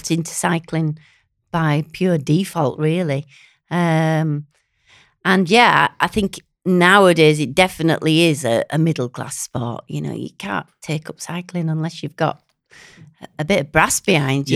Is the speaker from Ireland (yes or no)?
no; Hartshead, near Brighouse, Yorkshire and the Humber, United Kingdom; also born or lived in Bradford; I was born in Bradford, but I was brought up in Hartsedge